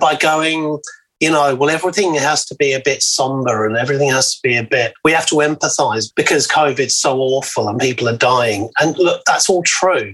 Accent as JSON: {"language": "English", "region": "England", "country": "United Kingdom", "moved": "yes", "lives_now": "Australia", "said": "being English, came out of the Thatcher years in the UK"}